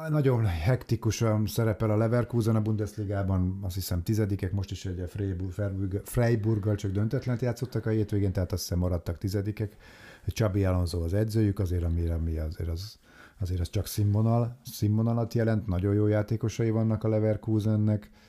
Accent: Hungary; így magyarként

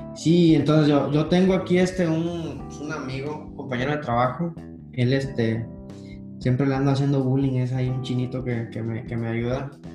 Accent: Mexico; moved away; como los mexicanos que somos

